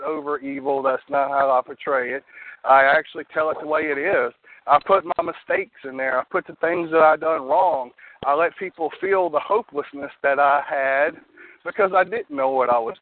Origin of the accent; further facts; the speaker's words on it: Louisiana, United States; I'm from Louisiana. I'm actually about 30 miles north of New Orleans